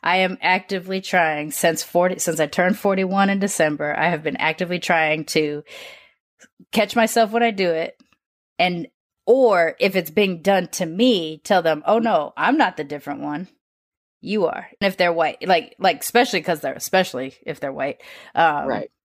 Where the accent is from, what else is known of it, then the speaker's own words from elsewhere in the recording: United States; I'm born and raised in America